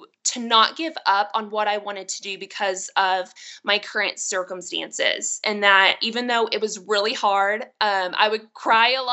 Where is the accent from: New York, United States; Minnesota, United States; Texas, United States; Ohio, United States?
Texas, United States; I was born and raised in Texas. I am a Texas girl